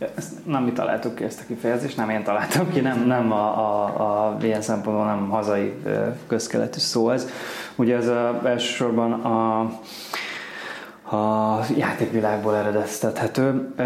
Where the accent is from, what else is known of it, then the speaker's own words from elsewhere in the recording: Kaposvár, Somogy, Hungary; Kaposvári vagyok